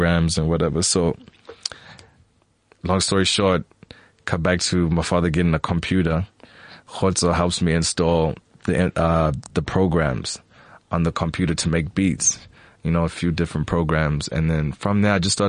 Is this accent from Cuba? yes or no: no; Eastern Cape, South Africa; I'm from the Eastern Cape. I was born at Bushra.